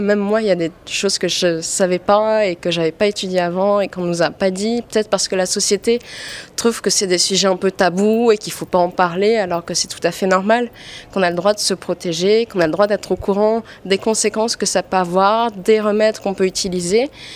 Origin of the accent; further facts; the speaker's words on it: French Polynesia; moved away as an adult; now in Paris, France; je viens de Polynésie et je suis rentrée en France au mois d'août pour continuer mes études